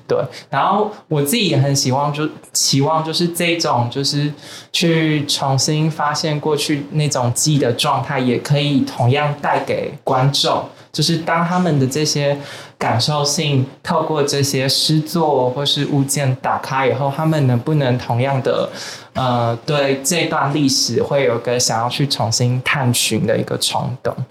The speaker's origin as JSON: {"language": "Chinese", "town": "Taitung", "country": "Taiwan", "said": "其实我是台东人，然后其实哦。我也很常，小时候很常是以观光客的角度到绿岛玩，或是去找朋友玩"}